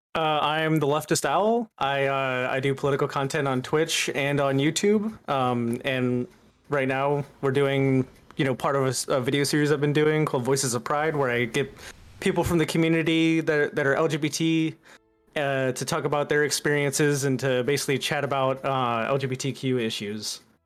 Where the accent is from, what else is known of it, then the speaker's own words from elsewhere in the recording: the Bible Belt, United States; I grew up mostly in the Bible Belt.